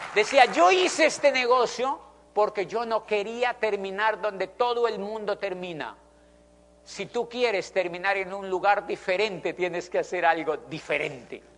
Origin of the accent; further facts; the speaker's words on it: Colombia; also born or lived in Popayán, Colombia / Spain; yo soy de Colombia